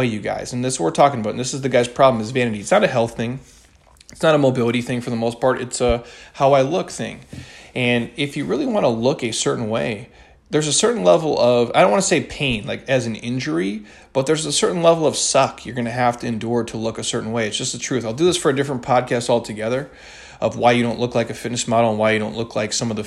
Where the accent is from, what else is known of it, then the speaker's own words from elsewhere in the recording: Midwest, United States; now in Scottsdale, United States; when I was a kid growing up in the Midwest